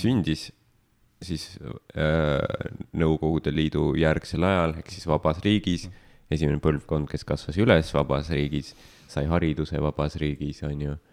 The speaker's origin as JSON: {"language": "Estonian", "country": "Estonia", "tie": "born or raised there", "said": "ma olen sündinud vabas Eestis"}